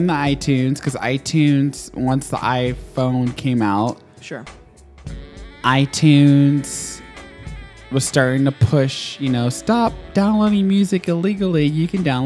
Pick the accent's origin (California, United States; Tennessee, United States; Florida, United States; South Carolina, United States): Tennessee, United States; Nashville; moved away; also born or lived in Chicago; I was raised in Nashville